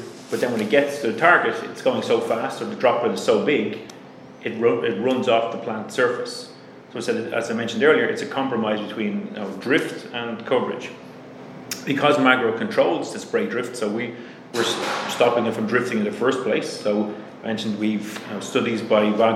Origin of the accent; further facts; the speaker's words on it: Ireland; accent: Irish; my Irish accent